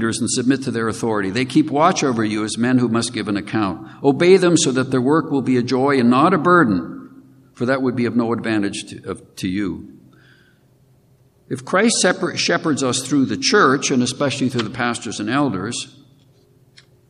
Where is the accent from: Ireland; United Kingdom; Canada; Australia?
Canada; Regina, Saskatchewan; moved away; I grew up in Regina, Saskatchewan